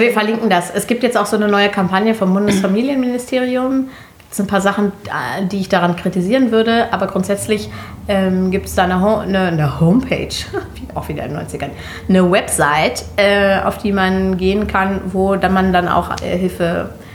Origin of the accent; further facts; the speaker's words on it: Germany; so eine Person wie ich, die hier äh, äh geboren ist